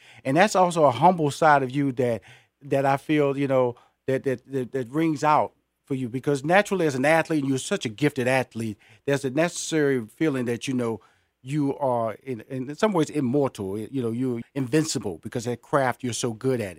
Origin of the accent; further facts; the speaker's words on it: Houston, Texas, United States; now in Atlanta, United States; I'm based in Atlanta, but I'm originally from Houston, Texas.